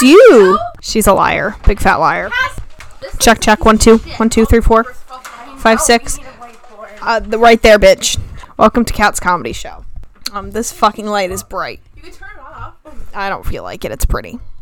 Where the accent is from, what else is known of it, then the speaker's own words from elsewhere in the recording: the South, United States; we're from the South